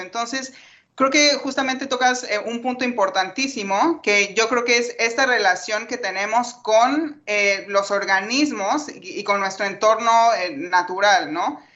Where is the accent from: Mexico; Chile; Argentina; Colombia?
Mexico; Yo soy una de las mexicanas